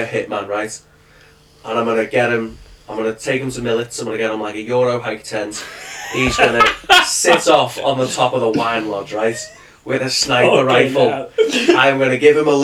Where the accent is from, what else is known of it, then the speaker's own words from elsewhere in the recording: Birkenhead, North West England, United Kingdom; we're all from Birkenhead.